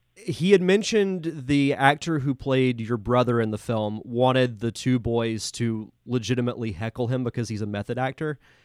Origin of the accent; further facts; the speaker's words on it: Pensacola, Florida, United States; am from Pensacola